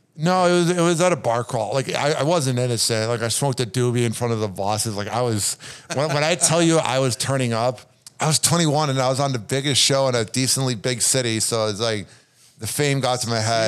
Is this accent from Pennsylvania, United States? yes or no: no; Chicago, Illinois, United States; I'm from Chicago. There's nothing else to do but watch sports in the winter